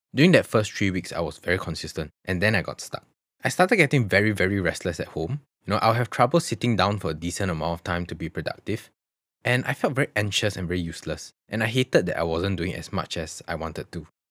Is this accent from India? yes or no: no; Singapore; I genuinely have never been more ashamed to identify myself as a Singaporean during that period.